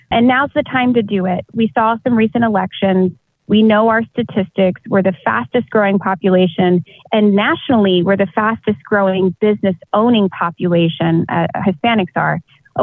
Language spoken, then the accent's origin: English; Austin, Texas, United States; moved away as an adult; also born or lived in Chicago, Illinois; now in San Antonio, United States; I was born and raised in Austin, South Austin, there, almost by Buda. Uh, grew up there